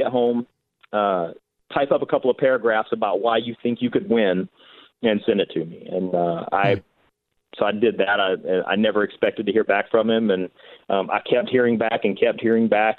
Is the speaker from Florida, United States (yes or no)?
no; North Carolina, United States; moved away as an adult; now in San Diego, United States; I'm originally from North Carolina